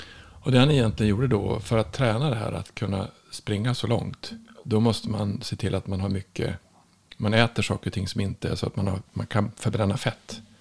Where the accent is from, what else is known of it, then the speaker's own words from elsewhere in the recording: Norrland, Sweden; jag kommer ifrån Norrland